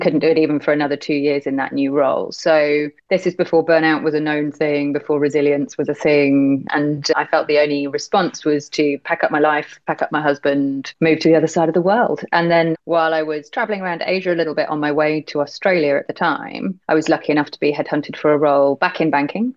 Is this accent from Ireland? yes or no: no; United Kingdom; accent: British; now in Hong Kong; as you can probably tell from my accent, I'm British. So I was brought up in very much a kind of always stiff upper lip